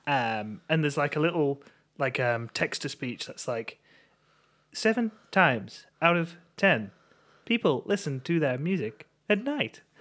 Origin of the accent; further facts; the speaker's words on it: England, United Kingdom; as English people